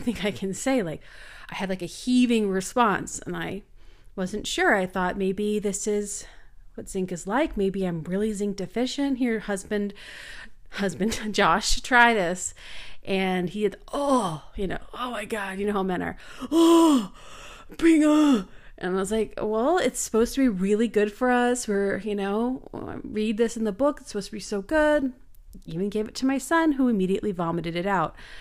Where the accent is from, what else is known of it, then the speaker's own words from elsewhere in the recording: Canada; I'm from Canada.